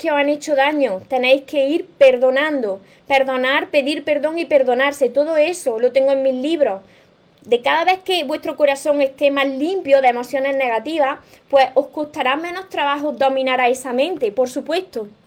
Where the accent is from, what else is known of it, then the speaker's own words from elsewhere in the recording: Mexico; Soy de México, los pueden mandar a otros países, sí.